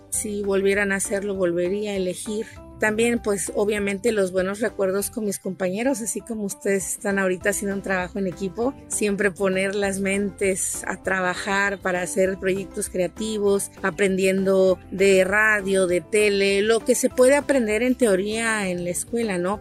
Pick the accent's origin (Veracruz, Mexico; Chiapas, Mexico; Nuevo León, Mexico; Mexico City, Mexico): Chiapas, Mexico; Tuxtla Gutiérrez; soy originaria de Tuxtla Gutiérrez